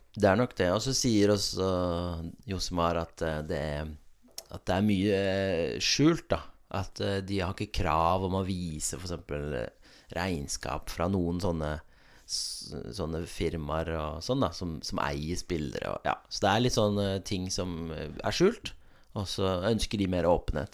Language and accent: Norwegian; Oslo, Norway; now in Vennesla, Norway; jeg er fra Oslo